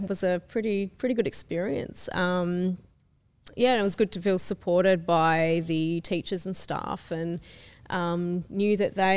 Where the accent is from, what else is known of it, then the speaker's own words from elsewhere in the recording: Sydney, New South Wales, Australia; I grew up in Western Sydney, so I'm a massive Westie